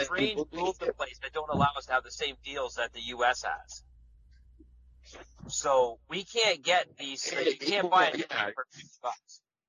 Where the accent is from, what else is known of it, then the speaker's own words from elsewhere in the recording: Canada; well, we're Canadian